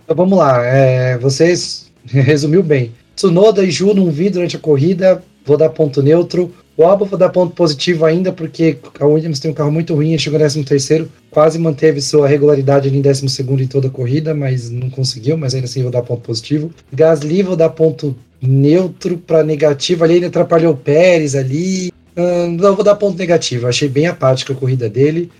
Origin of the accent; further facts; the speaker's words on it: Brazil; a gente é brasileiro